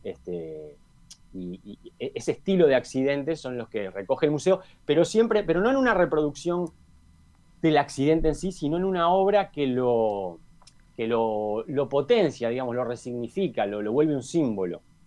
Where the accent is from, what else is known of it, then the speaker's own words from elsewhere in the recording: Montevideo, Uruguay; yo si tengo que decir dónde, dónde viví, dónde nací, dónde me formé, es en Malvin